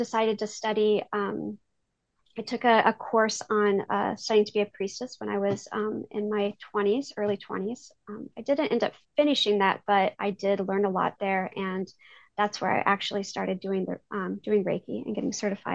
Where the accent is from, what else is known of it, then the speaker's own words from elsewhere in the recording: Iowa, United States; I am from Iowa. I have lived here my whole life